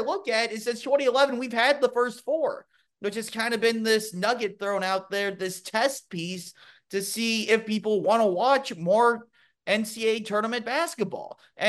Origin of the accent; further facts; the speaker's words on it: Louisville, Kentucky, United States; Just because I used to be that guy, you know, growing up in Louisville